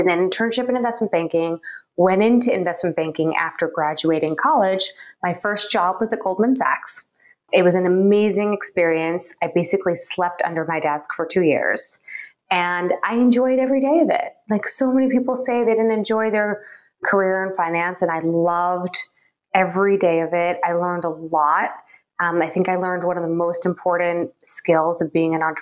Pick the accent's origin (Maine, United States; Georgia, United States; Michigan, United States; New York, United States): New York, United States; Long Island; also born or lived in Springfield, Illinois; I moved to Long Island, a suburb area of New York City, when I was about 3 and a half, grew up there